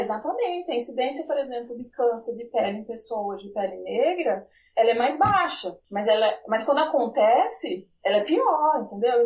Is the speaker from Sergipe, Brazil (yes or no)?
yes; Sergipe, Brazil; Eu digo que eu sou sergipana